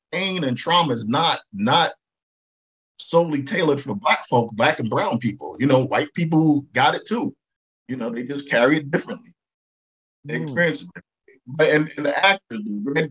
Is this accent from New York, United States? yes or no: yes; New York City, New York, United States; when I grew up in Brooklyn